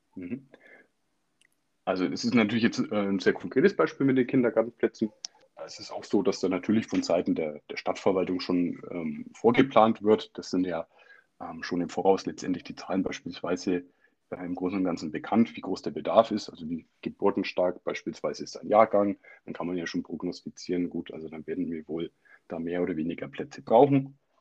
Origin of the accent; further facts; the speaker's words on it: Germany; bei uns in Deutschland